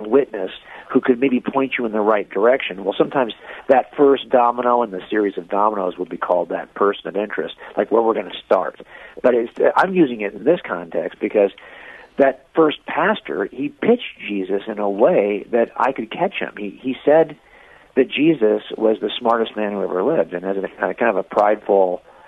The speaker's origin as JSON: {"language": "English", "area": "Los Angeles County", "region": "Southern California", "country": "United States", "tie": "born or raised there", "said": "I was raised in Southern California here in Los Angeles County"}